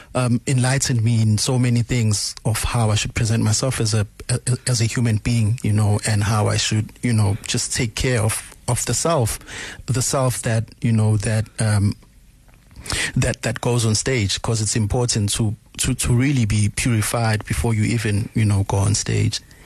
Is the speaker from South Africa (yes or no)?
yes; Durban, KwaZulu-Natal, South Africa; also born or lived in New York, United States; I was born and raised in Umlazi Township